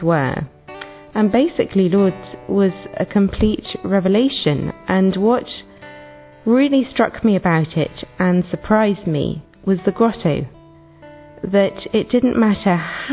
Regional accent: England, United Kingdom; I'm from England.

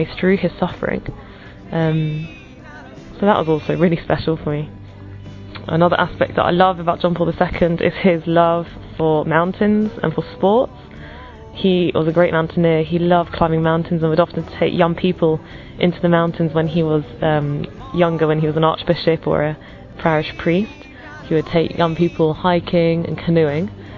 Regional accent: England, United Kingdom; I'm from England

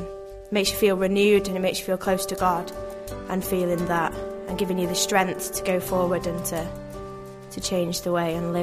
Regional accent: Manchester, North West England, United Kingdom; I'm 20. I'm from Manchester in the UK.

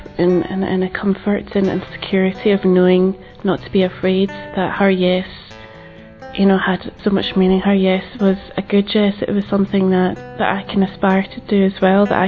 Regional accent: Glasgow, Scotland, United Kingdom; I'm 26 and I'm from Glasgow in Scotland.

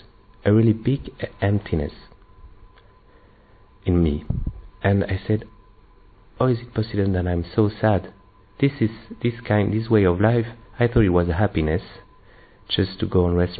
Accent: Belgium; I'm from Belgium

